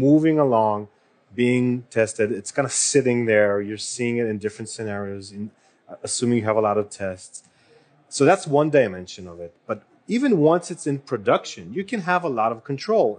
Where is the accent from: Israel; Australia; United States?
Israel; moved away; I am from Israel and I worked with a mm-hmm. lot of startups